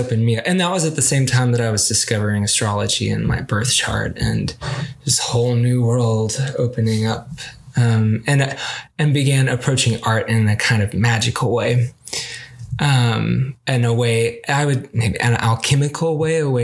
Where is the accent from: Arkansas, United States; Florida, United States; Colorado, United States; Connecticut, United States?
Arkansas, United States; I grew up in Arkansas